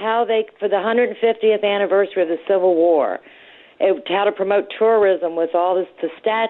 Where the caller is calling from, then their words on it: Charlottesville, Virginia, United States; I'm calling from Charlottesville.